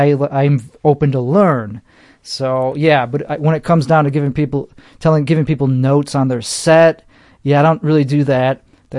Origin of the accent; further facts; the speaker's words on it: Chicago, Illinois, United States; accent: Chicago; like that I shouldn't lean into my accent